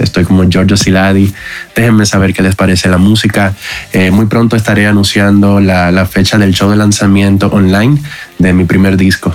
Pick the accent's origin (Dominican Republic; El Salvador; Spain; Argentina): Dominican Republic; moved away as an adult; now in Mexico; soy de la República Dominicana, pero pues ya llevo cuatro años en México